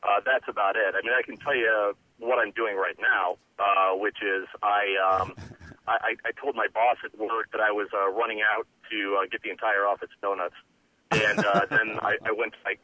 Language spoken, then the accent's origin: English; Indianapolis, Indiana, United States; I'm from Indianapolis, and primarily when I was growing up in the 80s mostly